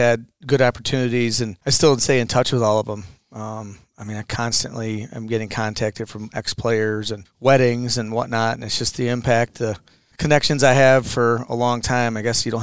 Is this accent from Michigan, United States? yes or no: yes; Midland, Michigan, United States; also born or lived in Ann Arbor, Michigan / Montabella, Michigan; I'm from Midland.